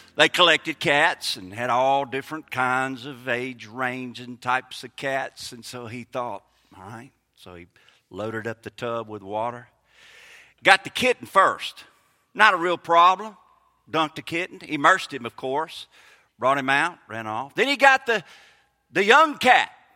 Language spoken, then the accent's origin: English; Kosciusko, Mississippi, United States; moved away as an adult; also born or lived in Harrisburg / Clinton, Mississippi / Saint Petersburg, Florida; now in Lincoln County, Mississippi, United States; I was born in Harrisburg, raised in Kosciuszko, graduated from Clinton my last two high school, went to Mississippi College. I've been gone from Mississippi for over twenty years